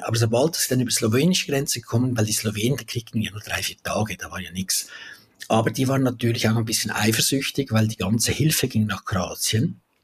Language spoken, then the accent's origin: German; Valais, Switzerland; also born or lived in Zurich; bin zurück in meine Heimat, ins Wallis gezügelt